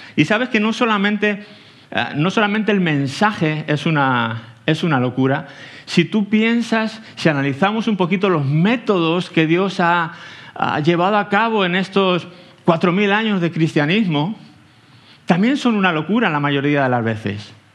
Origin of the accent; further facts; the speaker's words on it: Aranjuez, Community of Madrid, Spain; moved away as an adult; now in Tenerife, Spain; Vengo de, soy de aquí de Aranjuez, eh, cerquita, vaya, de, de aquí